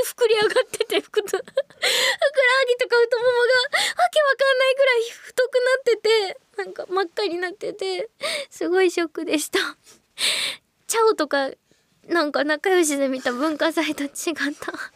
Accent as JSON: {"language": "Japanese", "region": "Wakayama", "country": "Japan", "said": "私はこの辺の出身じゃなくて、一番下の出身じゃない"}